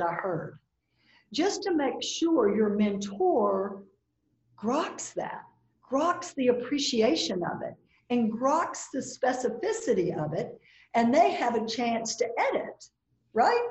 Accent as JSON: {"language": "English", "region": "the South", "country": "United States", "said": "I'm from the South, so I've got a certain, you know, thing around being a Southern woman."}